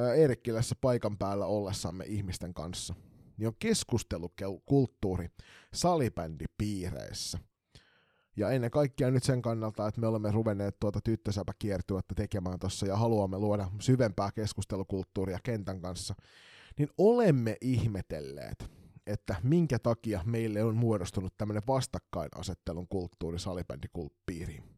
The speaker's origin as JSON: {"language": "Finnish", "town": "Kotka", "region": "Kymenlaakso", "country": "Finland", "tie": "born or raised there", "moved": "yes", "lives_now": "Turku, Finland", "said": "mun rakkaassa kotikaupungissani Kotkassa"}